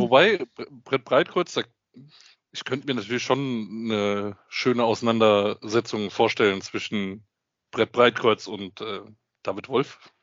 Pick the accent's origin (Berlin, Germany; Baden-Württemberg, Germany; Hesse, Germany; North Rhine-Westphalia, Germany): Hesse, Germany; Frankfurt; ich als Frankfurter Bub